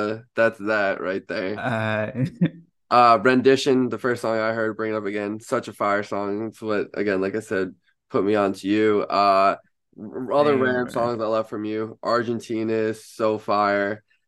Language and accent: English; Long Island, New York, United States; I am also from Long Island.